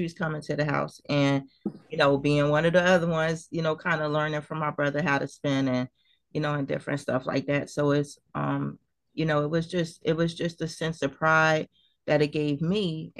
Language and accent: English; Trenton, New Jersey, United States; growing up in Trenton